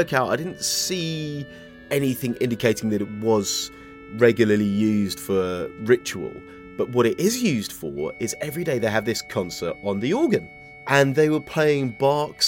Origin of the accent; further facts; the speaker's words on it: England, United Kingdom; I'm from England